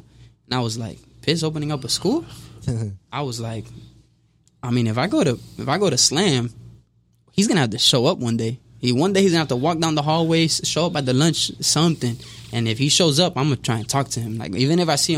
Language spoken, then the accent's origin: English; Miami, Florida, United States; also born or lived in The Roads, Miami; I grew up in Riverside, AP, Little Havana. But Little Havana is where I mostly grew up